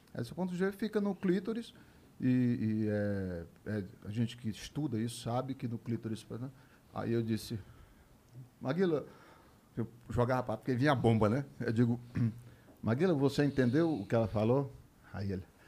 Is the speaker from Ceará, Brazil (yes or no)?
yes; Fortaleza, Ceará, Brazil; moved away; also born or lived in Rio de Janeiro / São Paulo; eu sou de Fortaleza